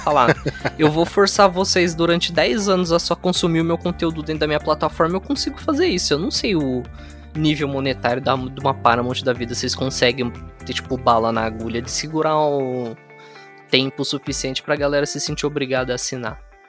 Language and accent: Portuguese; Brazil; nós que somos brasileiros